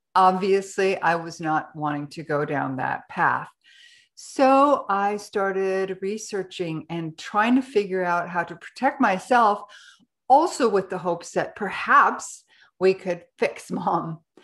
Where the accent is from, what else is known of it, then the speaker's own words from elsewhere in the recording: Canada; now in Ecuador; I'm a Canadian, but I live in Ecuador